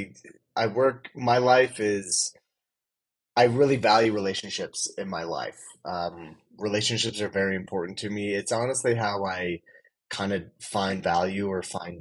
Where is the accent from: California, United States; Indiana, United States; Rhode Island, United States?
Indiana, United States; Plainfield; moved away as an adult; also born or lived in Honduras; now in Utah, United States; I grew up in right outside of Indianapolis, Indiana. It's a little town called Plainfield, 15, 20 minutes from downtown.